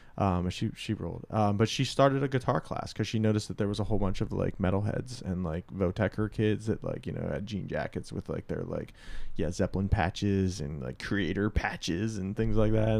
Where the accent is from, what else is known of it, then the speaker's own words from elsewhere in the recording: outside of Pittsburgh, Pennsylvania, United States; we grew up, uh, outside of Pittsburgh